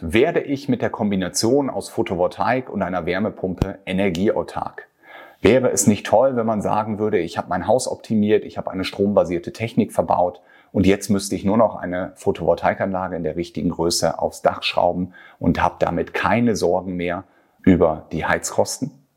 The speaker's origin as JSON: {"language": "German", "country": "Germany", "said": "bei uns in Deutschland"}